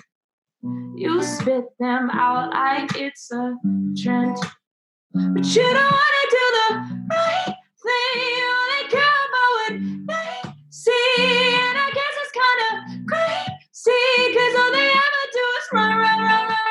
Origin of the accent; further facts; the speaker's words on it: Los Angeles, California, United States; moved away as an adult; also born or lived in Oklahoma / Nashville; LA, which is where I'm from